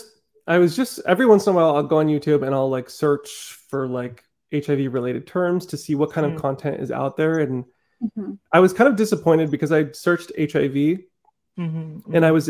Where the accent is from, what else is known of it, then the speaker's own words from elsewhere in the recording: Netherlands; born there; I think a part of me feels like because, yeah, I was born in the Netherlands, so I have a little bit of Dutch in me, a little European